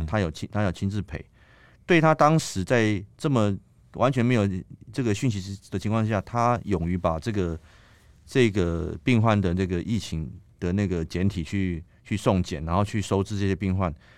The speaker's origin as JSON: {"language": "Chinese", "country": "Taiwan", "said": "我们跟我们跟对岸其实就是一个特殊的一个关系，嗯，我们在广义上来讲，我们都是中华民族"}